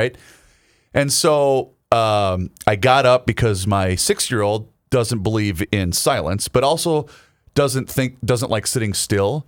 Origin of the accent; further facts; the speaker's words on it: Southern Minnesota, United States; I'm from Southern Minnesota